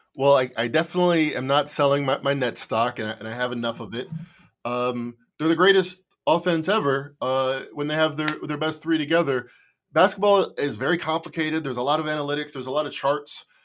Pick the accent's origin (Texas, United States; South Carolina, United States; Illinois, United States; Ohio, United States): Illinois, United States; Chicago; I'm from Chicago